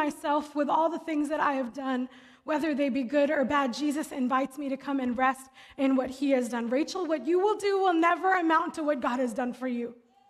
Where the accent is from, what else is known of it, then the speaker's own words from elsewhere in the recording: Philadelphia, Pennsylvania, United States; I grew up in Philly, and so we do a Philly stop.